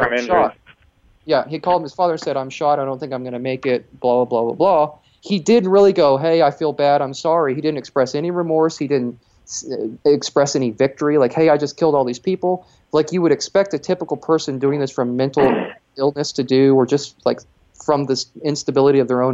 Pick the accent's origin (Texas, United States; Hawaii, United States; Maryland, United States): Texas, United States; as a Texan